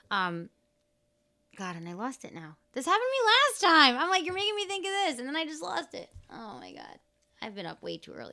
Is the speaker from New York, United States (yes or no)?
yes; Mahopac, New York, United States; Like I grew up in Mahopac, and my uncle had